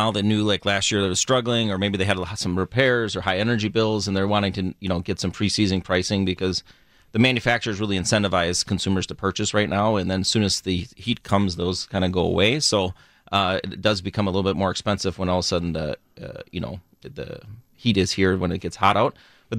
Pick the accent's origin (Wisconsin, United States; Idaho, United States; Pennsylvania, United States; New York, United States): Wisconsin, United States; Burlington; born or raised there